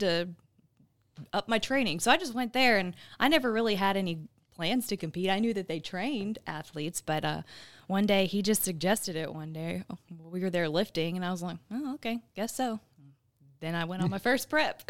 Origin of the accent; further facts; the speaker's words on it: Midlothian, Texas, United States; moved away as an adult; also born or lived in Arizona / Missouri / El Paso, Texas; now in Southeast Texas, United States; I'm originally from the Dallas area. I grew up in Midlothian, Texas.